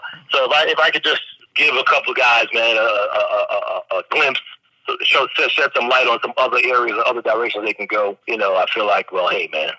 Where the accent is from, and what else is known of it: New York City, New York, United States; born or raised there; also born or lived in London / Atlanta